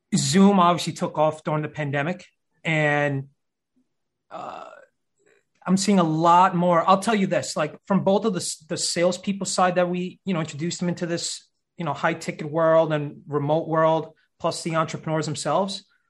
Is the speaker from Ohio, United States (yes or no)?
no; New York City, New York, United States; Born and raised in uh, Brooklyn, New York